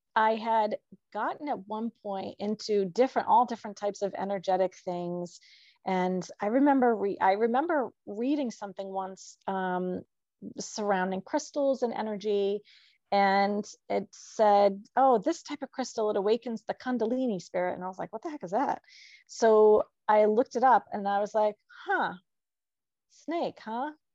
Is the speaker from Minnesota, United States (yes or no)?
no; New Hampshire, United States; moved away as an adult; also born or lived in New Jersey / Pennsylvania; I grew up in New Hampshire.